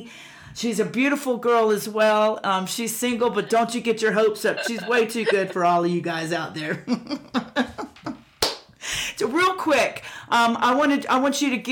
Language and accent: English; Pensacola Beach, Florida, United States; I grew up in Pensacola Beach